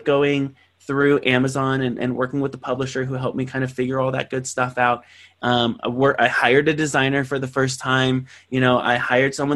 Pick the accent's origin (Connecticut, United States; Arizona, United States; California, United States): California, United States; San Bernardino; from San Bernardino, California, this poverty-stricken city that didn't believe he was going to do anything other than work at a McDonald's